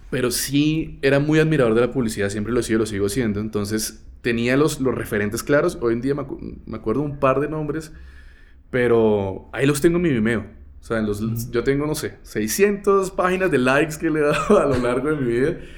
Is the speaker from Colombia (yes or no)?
yes; Barrancabermeja, Santander, Colombia; accent: santanderiano; moved away; Yo vengo de Barranca Bermeja y nada más alejado del mundo que Barranca